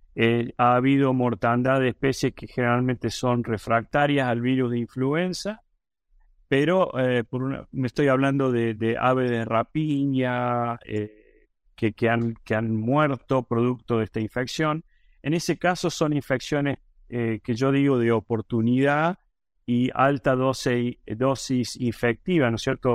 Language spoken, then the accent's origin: Spanish; Córdoba, Argentina; moved away as an adult; now in United States; soy originalmente de Argentina, de la ciudad de Córdoba, en la provincia de Córdoba, en Argentina